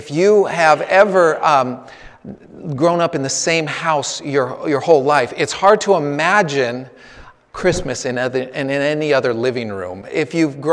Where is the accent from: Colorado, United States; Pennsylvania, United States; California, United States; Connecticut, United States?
California, United States; Northern; moved away; I come from Northern California. My parents are living about an hour and a half south of San Francisco in the Santa Cruz Mountains